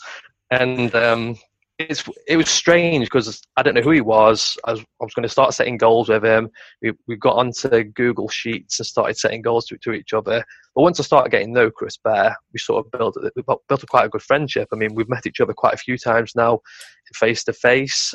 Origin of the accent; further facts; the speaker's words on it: Stoke-on-Trent, West Midlands, United Kingdom; I'm originally from Stoke on Trent